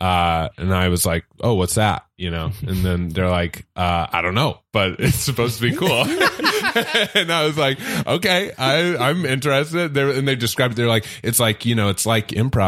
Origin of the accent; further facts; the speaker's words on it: St. Louis, Missouri, United States; moved away as an adult; also born or lived in Orange County; now in Los Angeles, United States; I'm from St. Louis